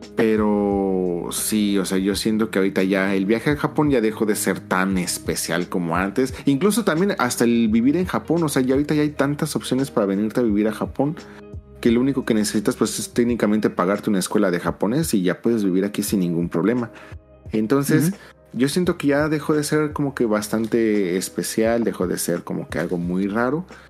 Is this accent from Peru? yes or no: no; Mexico City, Mexico; moved away as an adult; now in Japan; soy, soy de Ciudad de México